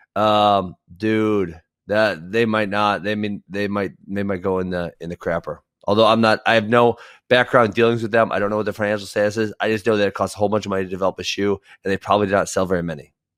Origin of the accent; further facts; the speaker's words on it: Iowa, United States; I was born in Iowa.